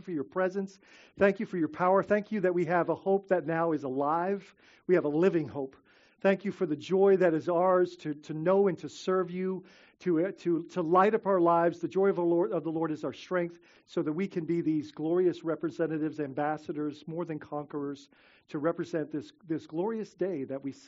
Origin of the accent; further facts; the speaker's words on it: Bahamas; now in Florida, United States; growing up in the Bahamas